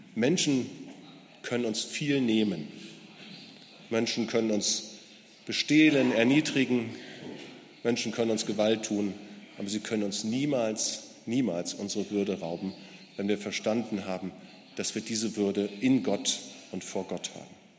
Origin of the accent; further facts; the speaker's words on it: Gera, Thuringia, Germany; Bei uns in Gera, in meiner Stadt